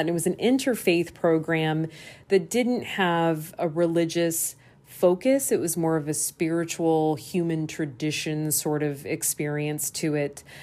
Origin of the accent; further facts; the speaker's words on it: Des Moines, Iowa, United States; moved away; I'm doing a transformer residency in my hometown of Des Moines, Iowa